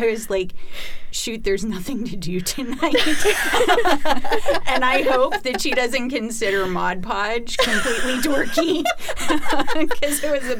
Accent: Ohio, United States; now in Boston, United States; Originally, I'm from Ohio

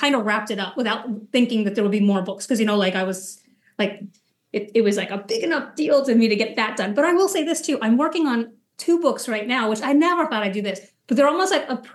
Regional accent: near Kennedy Space Center, Florida, United States; I grew up near Kennedy Space Center in Florida.

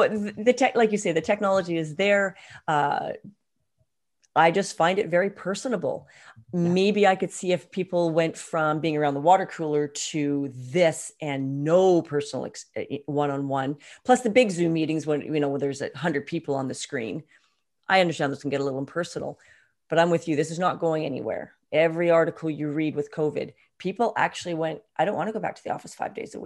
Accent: Canada; I speak the Queen's English because we're Canadian

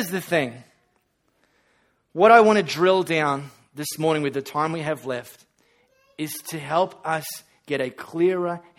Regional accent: Australia; When you travel to a developing country, you don't have to say, oh, I'm so sorry, I'm from Australia. I've got running water.

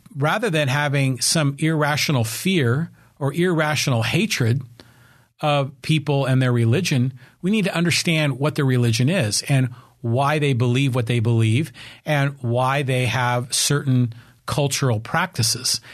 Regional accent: Burlingame, California, United States; also born or lived in San Francisco; I was born in San Francisco and I was raised on the peninsula up in the San Francisco Bay Area. I was raised in a city called Burlingame

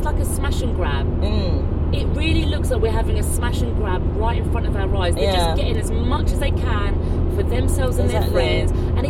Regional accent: London, United Kingdom; moved away as an adult; now in France; I'm a working class person. I was born and raised in Tottenham on a council estate, a two-bedroom council estate. I went to school in Enfield. I went to college in North London.

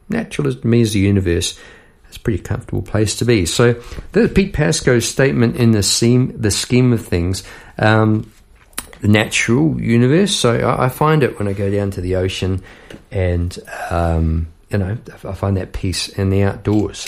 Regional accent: New Zealand; as a New Zealander

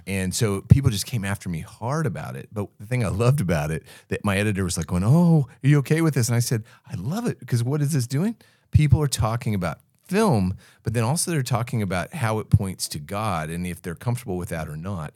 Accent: United States; accent: American; now in Australia; I still sound very American

